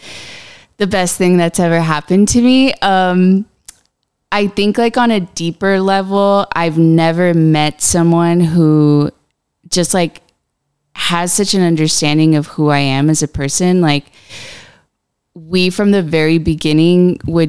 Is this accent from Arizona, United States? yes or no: yes; Buckeye, Arizona, United States; also born or lived in Downey, California / South Gate, California / Avondale, Arizona; I moved to Arizona when I was pretty young. I was like 10 years old. And my family moved to Avondale. And then from there, we moved to Buckeye. And then that's where I grew up. I went to high school there